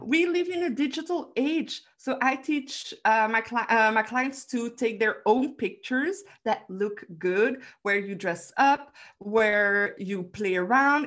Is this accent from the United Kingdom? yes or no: no; Belgium; I'm from Belgium